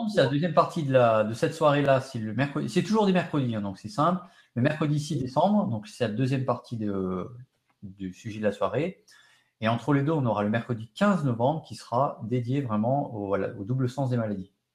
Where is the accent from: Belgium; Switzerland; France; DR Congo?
France; chez nous en France